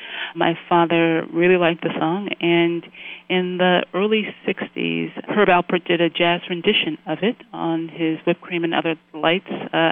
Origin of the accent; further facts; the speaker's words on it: California, United States; I'm initially from Southern California, moved up to the San Francisco Bay Area for graduate school